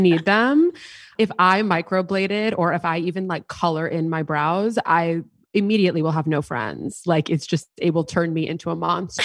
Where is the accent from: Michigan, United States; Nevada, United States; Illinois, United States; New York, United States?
New York, United States; New York City; growing up in New York City, I was in high school